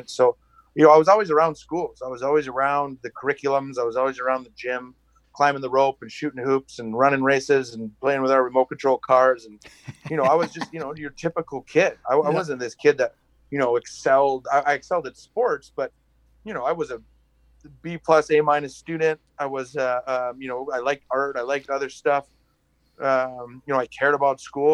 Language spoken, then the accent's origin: English; Green Bay, Wisconsin, United States; moved away as an adult; also born or lived in England; I grew up in Wisconsin.